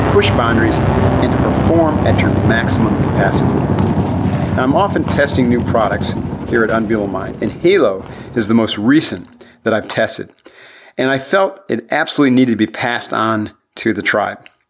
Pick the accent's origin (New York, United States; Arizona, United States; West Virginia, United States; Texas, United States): New York, United States; upstate; my origin story was upstate New York, family business